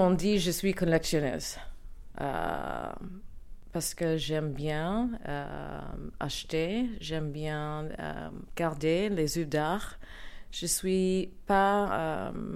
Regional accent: New York City, New York, United States; French is a second language; moved away; also born or lived in Paris; je viens de Brooklyn, New York.

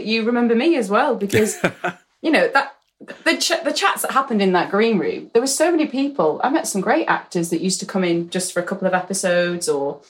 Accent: Aberdeen, Scotland, United Kingdom; born there; And I'm sorry, Scotland, I am Scottish. I was born in Aberdeen.

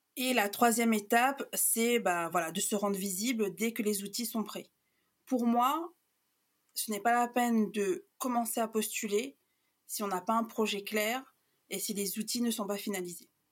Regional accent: Réunion; moved away; on a quitté la Réunion, en fait, on était ados, euh, euh, pré-adultes

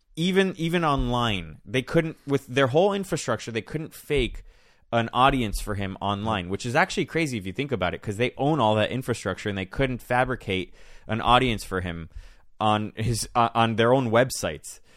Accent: Miami, Florida, United States; I grew up in Miami

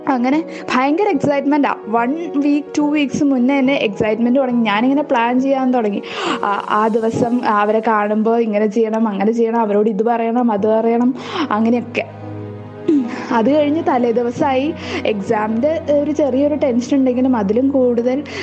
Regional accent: Chalakudy, Kerala, India; ഞാൻ ചാലക്കുടിയിൽ നിന്നാട്ടോ

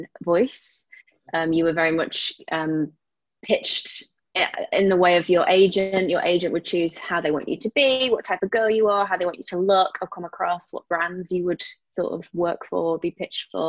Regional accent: United Kingdom; I am a British model

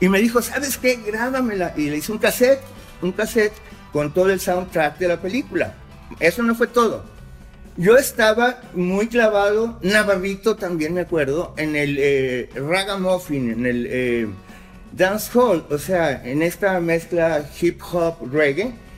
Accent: Mexico City, Mexico; moved away as an adult; now in Guadalajara, Mexico; yo soy chilaki, soy chilango. digamos, yo me vengo, llego aquí a Guadalajara en el 80

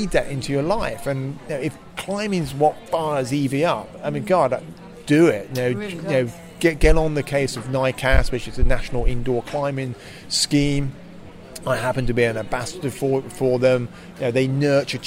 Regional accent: Slough, South East England, United Kingdom; I grew up just outside Slough

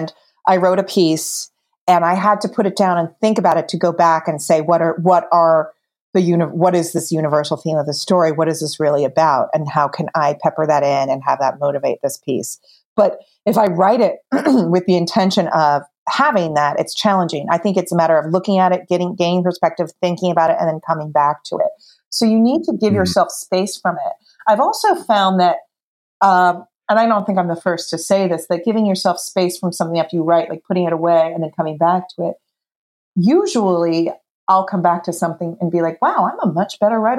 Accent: New Jersey, United States; I'm from New Jersey.

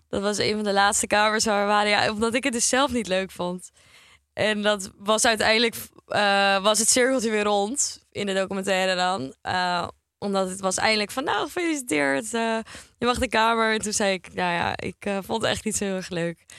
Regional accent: Heemskerk, North Holland, Netherlands; moved away as an adult; now in Amsterdam, Netherlands; ik kom uit Heemskerk. Nou ja, dat is een vrij kleiner dorp

